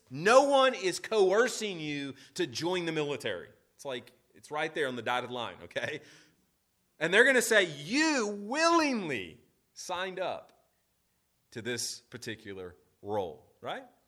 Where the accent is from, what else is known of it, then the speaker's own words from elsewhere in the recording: United States; At the heart of being an American is to be rebellious, right? Uh, we, we are the rebellious ones